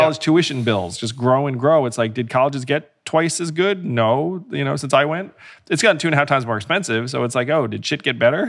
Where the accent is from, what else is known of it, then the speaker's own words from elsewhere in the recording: United States; you learn things about this country growing up